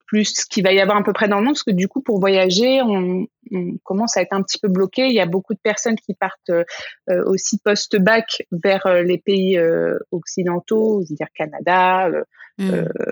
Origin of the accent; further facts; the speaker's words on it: France; moved away; je suis française